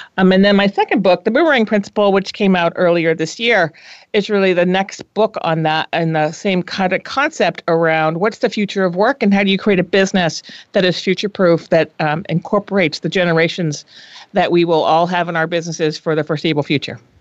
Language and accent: English; New England, United States; moved away as an adult; also born or lived in Minnesota / Boston / Los Angeles; now in San Francisco, United States; I was born on the East Coast, and then I decided to go to college in the Midwest because I felt we should get out. I should get out of New England while the going was good